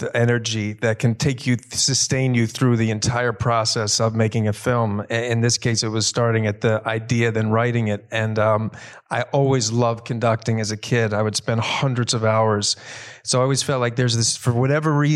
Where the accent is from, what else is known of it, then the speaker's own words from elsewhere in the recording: Philadelphia, Pennsylvania, United States; growing up in Philly